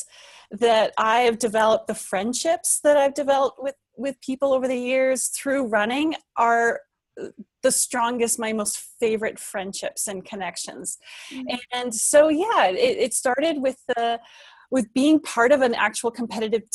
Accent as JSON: {"language": "English", "region": "British Columbia", "country": "Canada", "tie": "born or raised there", "said": "I grew up in British Columbia"}